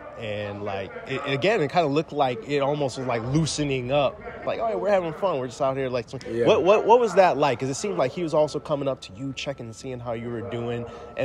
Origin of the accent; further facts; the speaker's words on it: Midwest, United States; moved away; I'm from the Midwest originally though.